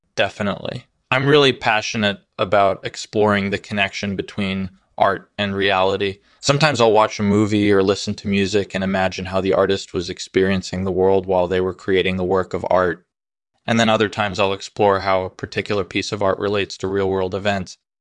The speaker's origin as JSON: {"language": "English", "town": "New York City", "region": "New York", "country": "United States", "tie": "born or raised there", "said": "I was born and raised in Brooklyn"}